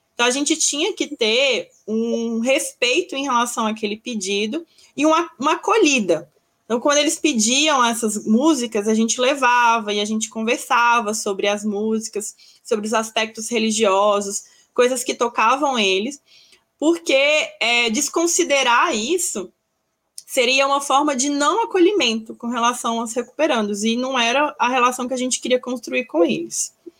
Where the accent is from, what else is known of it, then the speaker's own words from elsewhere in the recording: Belo Horizonte, Minas Gerais, Brazil; eu sou de Minas, de Belo Horizonte